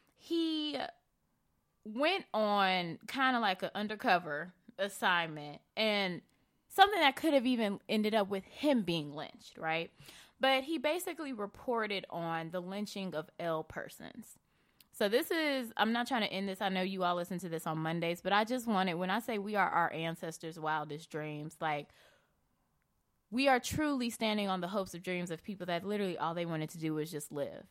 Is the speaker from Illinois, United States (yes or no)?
yes; Chicago, Illinois, United States; I grew up in Bronzeville